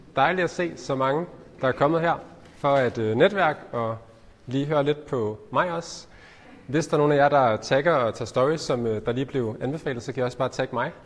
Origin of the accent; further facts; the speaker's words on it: Ullerslev, Southern Denmark, Denmark; also born or lived in Nyborg / Spain; Så sådan en helt øh, almindelig opvækst i en almindelig familie på, i, på Fyn, øh, i en, en lille by, der hedder Ullerslev